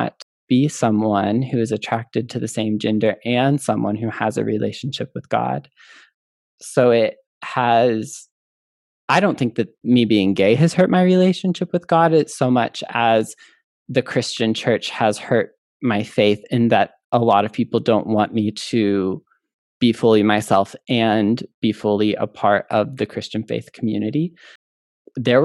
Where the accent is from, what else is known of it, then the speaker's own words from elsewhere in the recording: Midwest, United States; I grew up in the Midwest